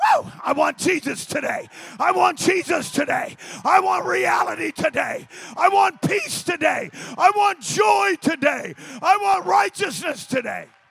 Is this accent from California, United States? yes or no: yes; Turlock, California, United States; there was a church on Tur- in Turlock